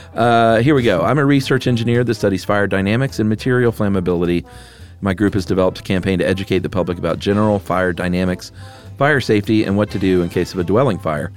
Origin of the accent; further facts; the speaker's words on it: the South, United States; I'm from the South